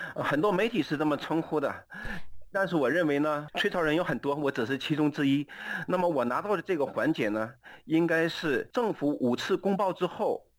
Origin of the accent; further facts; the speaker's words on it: Jilin, China; also born or lived in Beijing / Hebei; now in United States; 我的出生地是吉林省